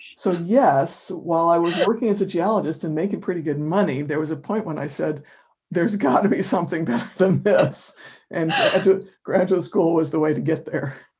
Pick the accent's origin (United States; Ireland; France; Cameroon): United States; Rochester, New York; now in Amherst, United States; where I grew up in Rochester, New York, summers are sticky and humid and hot